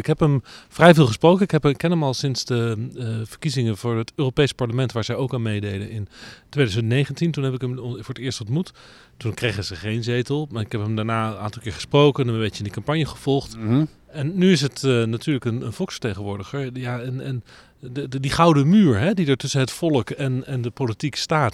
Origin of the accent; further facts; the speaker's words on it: The Hague, South Holland, Netherlands; dan kom ik uit Den Haag